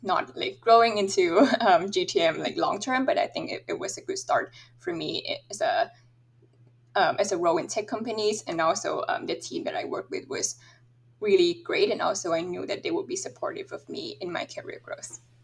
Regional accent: Thailand; moved away as an adult; also born or lived in Michigan, United States; I'm originally from Thailand

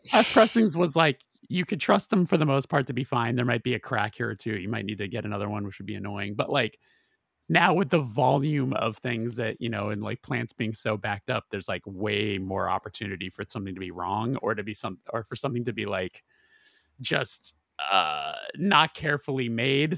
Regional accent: West Coast, United States; we're all from the West Coast

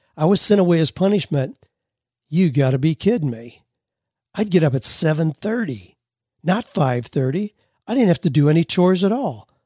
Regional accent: Ohio, United States; also born or lived in Buffalo, New York; I was born in Buffalo, New York. We moved to Ohio when I was five years old.

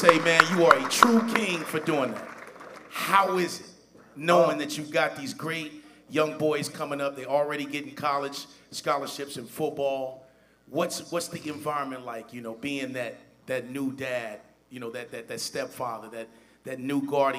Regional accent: Cincinnati, Ohio, United States; I grew up in Cincinnati. I've been living for 24 years, so I grew up as a Bengals fan.

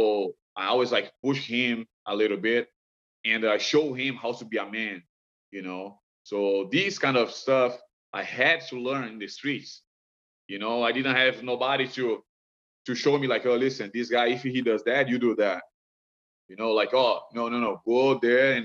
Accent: Brazil; moved away; I'm from Brazil

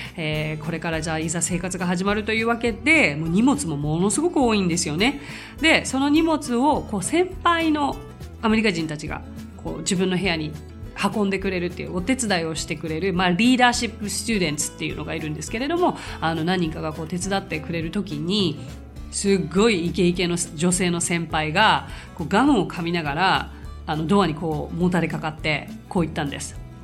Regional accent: Japan; I'm Japanese

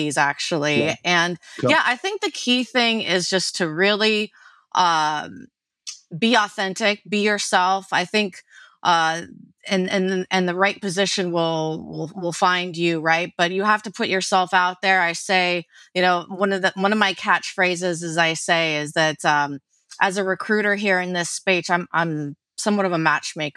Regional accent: New York, United States; being a New Yorker

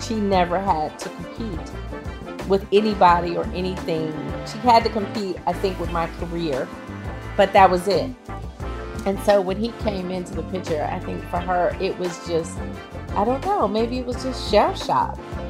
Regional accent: Oakland, California, United States; I'm from Oakland

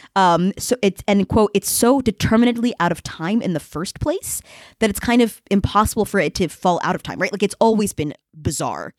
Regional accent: Boston, Massachusetts, United States; now in Paris, France; from Boston

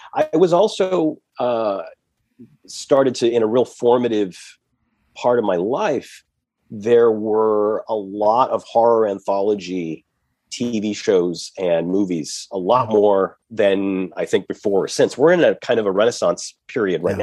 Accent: Massachusetts, United States; I'm an East Coast kid. I'm from Massachusetts

